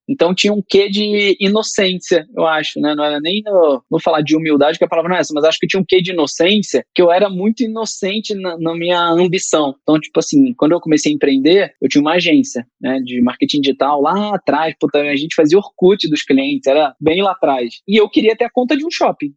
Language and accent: Portuguese; Rio de Janeiro, Brazil; moved away as an adult; now in São Paulo, Brazil; eu sou carioca, e quando eu vim para São Paulo